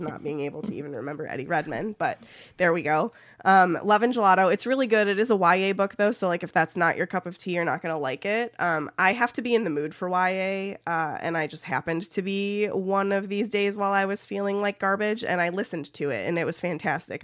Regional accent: Ohio, United States; accent: Midwestern; I am from Ohio

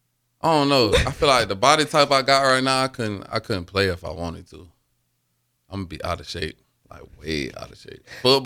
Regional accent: Alabama, United States; moved away as an adult; now in Nebraska, United States; I'm from Alabama.

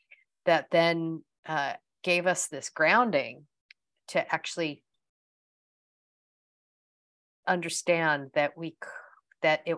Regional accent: United States; accent: American; moved away as an adult; also born or lived in United Kingdom; now in New Zealand; you can also tell by my accent that I'm American, but I have, I left America in 1995, first for the UK for 7 years, and then emigrated to New Zealand in 2003

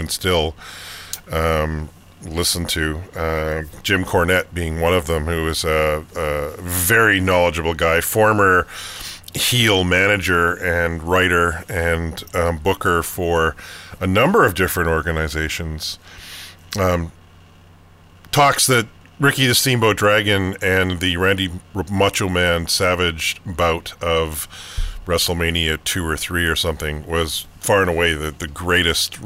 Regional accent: Calgary, Alberta, Canada; my sort of childhood growing up in Calgary

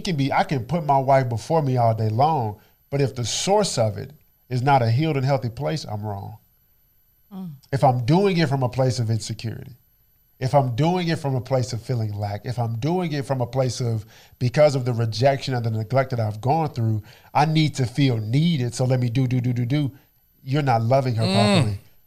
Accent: Dallas, Texas, United States; born and raised in Oak Cliff, Texas.

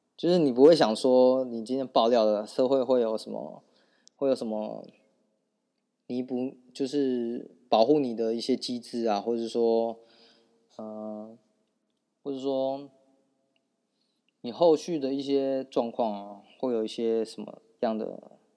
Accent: Taiwan; 我们台湾人

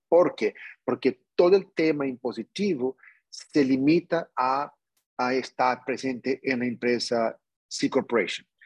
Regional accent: New York, United States; yo nací en Nueva York, pero como pueden percibir, yo, yo tengo sangre latino

